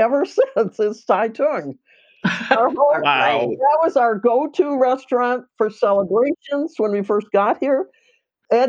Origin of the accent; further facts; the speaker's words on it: Rochester, New York, United States; moved away as an adult; I came from Rochester, New York, all the way out here